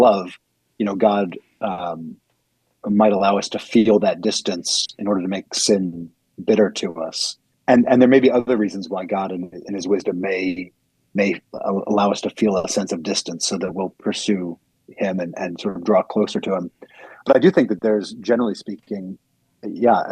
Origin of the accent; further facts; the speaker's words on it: United States; as American Christians